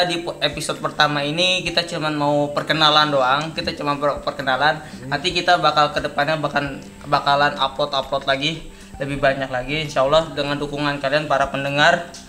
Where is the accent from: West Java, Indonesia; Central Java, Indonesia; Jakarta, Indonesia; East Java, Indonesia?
West Java, Indonesia; Bekasi; accent: Bekasi; Uh, ya gue asli Bekasi besar di Bekasi jadi mungkin kalau lu denger suara gue atau denger logat logat gue ngomongannya orang Bekasi orang-orang Bekasi ya karena gue emang besarnya di Bekasi gitu